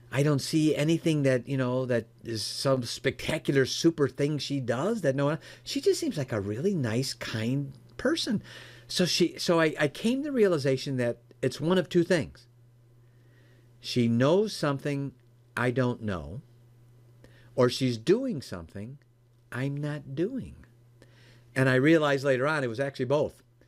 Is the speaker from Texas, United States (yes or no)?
no; Chicago, Illinois, United States; now in Michigan, United States; I, live in Michigan now, uh, born and raised in the Chicagoland area